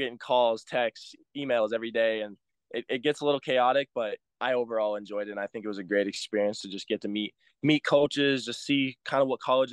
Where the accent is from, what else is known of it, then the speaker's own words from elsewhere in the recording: Montana, United States; I'm coming from Montana